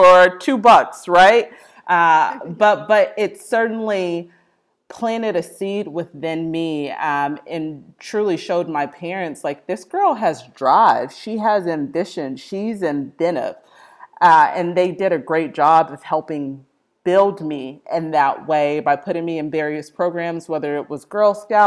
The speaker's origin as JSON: {"language": "English", "town": "Austin", "region": "Texas", "country": "United States", "tie": "born or raised there", "also_born_or_lived": "Midwest", "moved": "as an adult", "said": "I am a Texas native, born in Austin, Texas"}